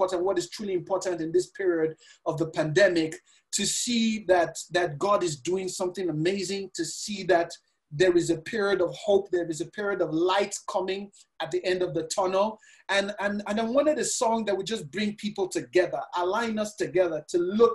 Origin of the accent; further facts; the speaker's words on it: Nigeria; also born or lived in Lagos, Nigeria; I'm Nigerian. I live in Lagos, Nigeria